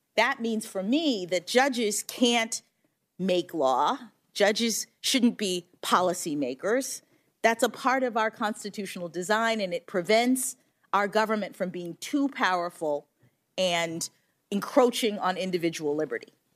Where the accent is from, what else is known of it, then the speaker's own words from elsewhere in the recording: Florida, United States; Florida, my home state